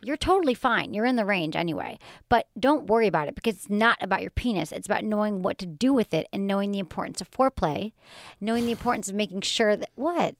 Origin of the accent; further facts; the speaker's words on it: Michigan, United States; I grew up in Michigan.